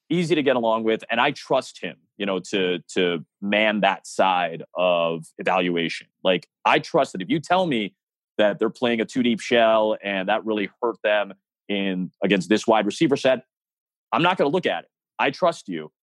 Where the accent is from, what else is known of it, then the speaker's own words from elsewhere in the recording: Chicago, Illinois, United States; it's my hometown